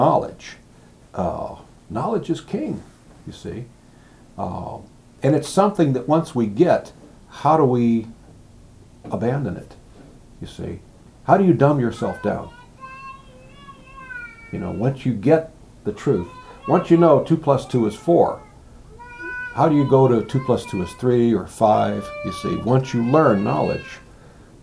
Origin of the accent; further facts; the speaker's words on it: United States; I'm an American, I'm a boy